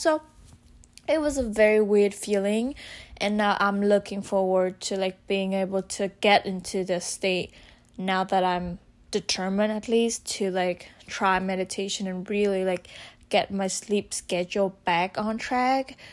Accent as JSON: {"language": "English", "country": "Vietnam", "said": "I'm from Vietnam"}